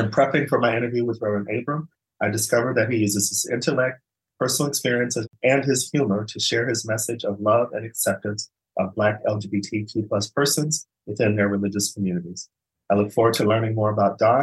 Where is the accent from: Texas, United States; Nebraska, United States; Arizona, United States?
Arizona, United States; moved away as an adult; also born or lived in Los Angeles, United States; now in Sweden; I'm from Arizona where you get cold, but nothing like, you know, a place like Chicago